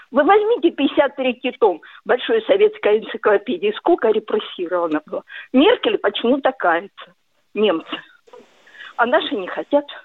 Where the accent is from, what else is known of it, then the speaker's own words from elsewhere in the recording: Rostov-on-Don, Rostov Oblast, Russia; Я из Ростова-на-Дону.